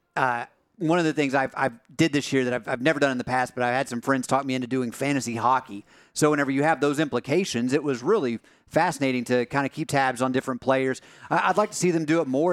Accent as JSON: {"language": "English", "region": "East Tennessee", "country": "United States", "tie": "born or raised there", "said": "growing up in East Tennessee"}